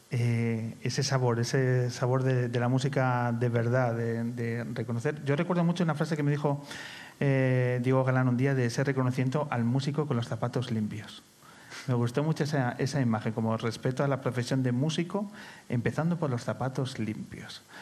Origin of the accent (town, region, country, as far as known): Madrid, Community of Madrid, Spain; moved away as an adult; now in Galapagar, Spain